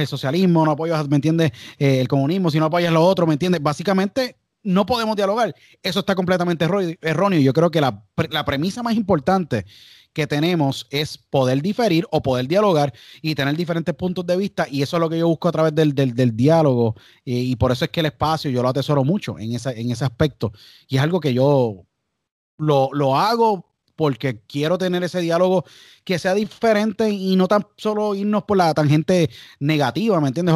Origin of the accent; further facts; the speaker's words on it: San Juan, Puerto Rico; now in United States; yo nací en San Juan y empecé a hacer radio a los 12 años